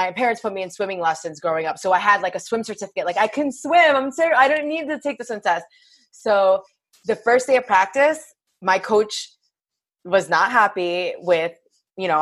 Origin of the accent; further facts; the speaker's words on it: Belleville, New Jersey, United States; also born or lived in Clifton, New Jersey; I grew up in Belleville, which is in New Jersey